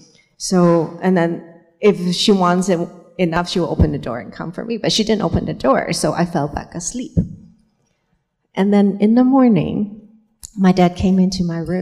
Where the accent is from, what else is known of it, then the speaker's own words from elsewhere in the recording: Hong Kong; moved away; I came from Hong Kong